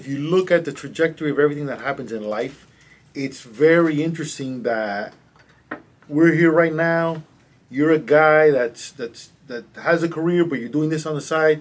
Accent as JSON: {"language": "English", "country": "Cuba", "tie": "born or raised there", "also_born_or_lived": "Madrid, Spain / Miami, United States", "moved": "yes", "said": "I'm from a little island called Cuba, which is 90 miles south from here. I was born in Cuba"}